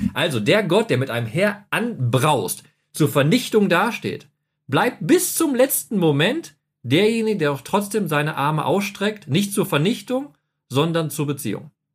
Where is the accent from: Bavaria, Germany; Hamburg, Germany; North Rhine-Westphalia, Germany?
North Rhine-Westphalia, Germany; Ich bin ja im Westfalen groß geworden